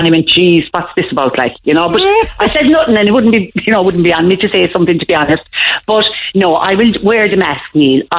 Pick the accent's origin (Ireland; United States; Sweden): Ireland; Kerry, Munster; I'm a Kerry woman and everybody knows my accent now.